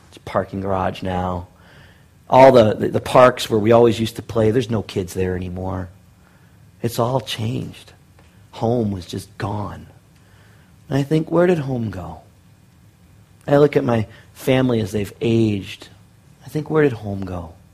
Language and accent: English; Detroit, Michigan, United States; born there; also born or lived in Cincinnati / Middle East / Seattle / Thailand; now in Bakersfield, United States; I was born in Detroit, and we moved to Cincinnati. Then I moved back to Detroit. Then we moved to the Middle East. Then I moved to Seattle. Then I moved to Thailand. Then I moved back to Seattle. Then I moved to Tacoma. And now I live in Bakersfield.